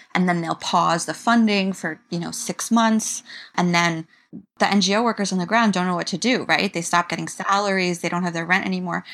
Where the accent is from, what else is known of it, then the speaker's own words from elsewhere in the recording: New York, United States; I'm from New York, which is, of course, such a multilingual city